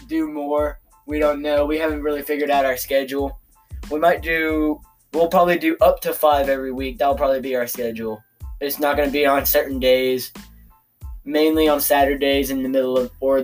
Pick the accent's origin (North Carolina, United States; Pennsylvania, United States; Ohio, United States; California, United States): North Carolina, United States; Randleman; now in Thomasville, United States; we are from Randleman, but right now we are in Thomasville